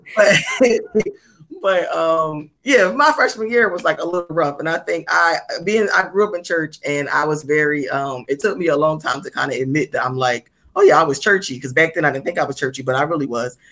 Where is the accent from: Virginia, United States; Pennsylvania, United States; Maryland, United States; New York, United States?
Pennsylvania, United States; Philadelphia; I came from, you know, I came from North Philly coming into this school